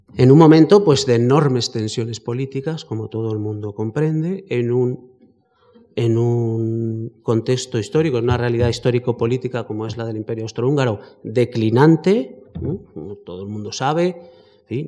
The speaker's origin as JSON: {"language": "Spanish", "country": "Spain", "said": "somos españoles"}